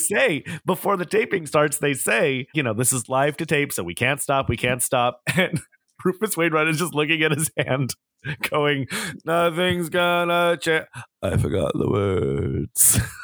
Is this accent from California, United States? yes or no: yes; Southern California, United States; growing up in Southern California as a teenager